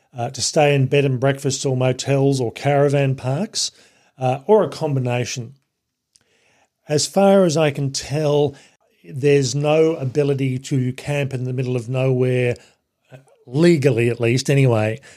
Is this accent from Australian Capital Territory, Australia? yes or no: yes; Canberra, Australian Capital Territory, Australia; my hometown city of Canberra